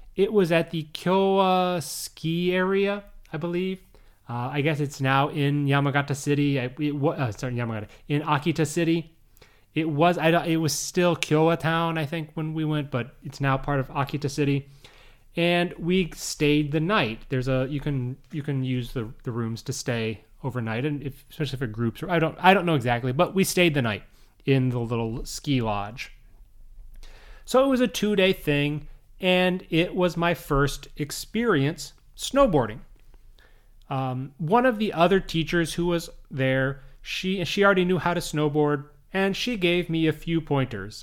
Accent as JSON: {"language": "English", "area": "Minnesota, Chicago area", "region": "northern Illinois", "country": "United States", "tie": "born or raised there", "also_born_or_lived": "Saitama, Japan", "moved": "yes", "said": "I grew up in Minnesota, I grew up in the Chicago area in northern Illinois"}